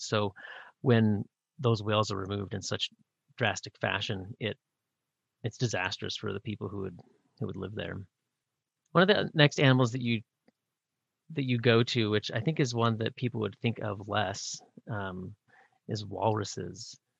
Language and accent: English; Pacific Northwest, United States; I grew up in the Pacific Northwest